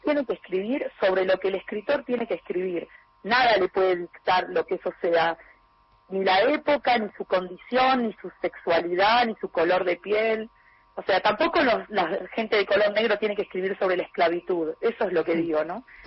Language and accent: Spanish; Argentina; now in Europe; soy argentina, soy latinoamericana, tengo eh, heredé todo de ahí, pero vivo en Europa